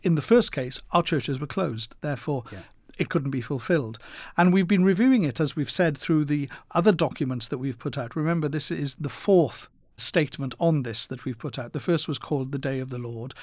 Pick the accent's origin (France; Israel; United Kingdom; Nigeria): United Kingdom; Wales; my growing up in Wales